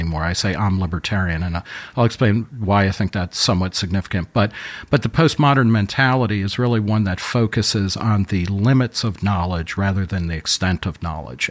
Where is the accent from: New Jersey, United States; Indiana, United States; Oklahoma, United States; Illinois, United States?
New Jersey, United States; Middletown; I grew up in Middletown, New Jersey